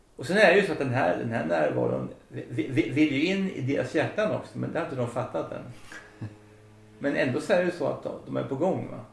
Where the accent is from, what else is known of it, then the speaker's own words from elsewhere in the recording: Söderköping, Östergötland, Sweden; Jag växte upp i Söderköping